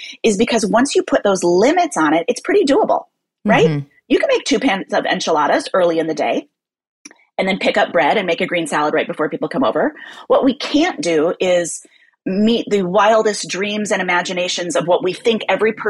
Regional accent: Midwest, United States; now in New York, United States; as a Midwesterner who now lives in New York

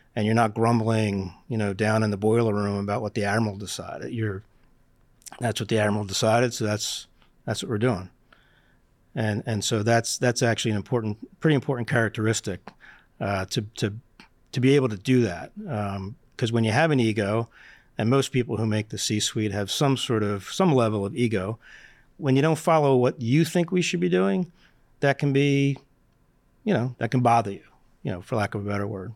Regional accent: Philadelphia, Pennsylvania, United States; I grew up in Northeast Philadelphia

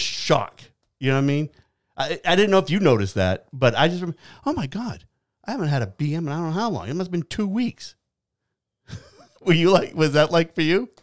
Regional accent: New Hampshire, United States; moved away; I grew up in New Hampshire

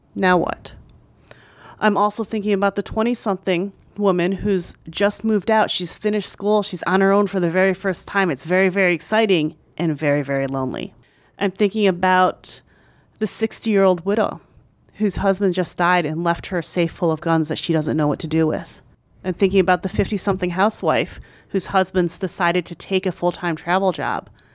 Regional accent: right outside of Philadelphia, Pennsylvania, United States; also born or lived in New York; my hometown right outside of Philadelphia

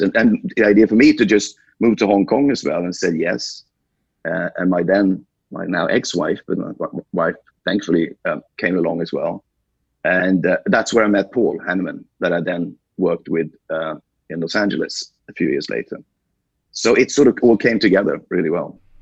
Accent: Sweden; born and raised in Sweden

